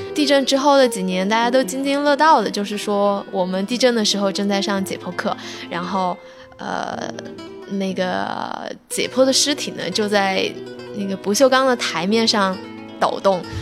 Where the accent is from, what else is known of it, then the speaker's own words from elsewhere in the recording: Sichuan, China; 我本来是四川人，我一点都不想留在四川，一直想去北京或者上海念